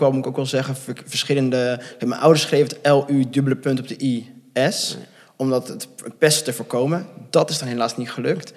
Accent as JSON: {"language": "Dutch", "area": "near Gouda", "region": "South Holland", "country": "Netherlands", "tie": "born or raised there", "also_born_or_lived": "Bogotá, Colombia", "said": "opgegroeid in de buurt van Gouda."}